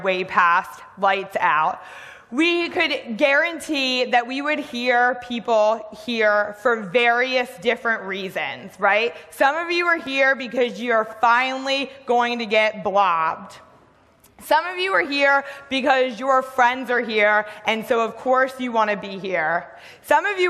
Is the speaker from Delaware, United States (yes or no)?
yes; Delaware, United States; I grew up in Delaware